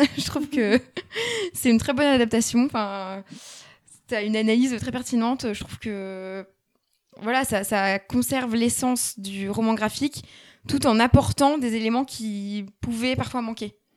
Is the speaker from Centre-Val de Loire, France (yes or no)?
no; Lille, Hauts-de-France, France; Victor et moi, on vient de Lille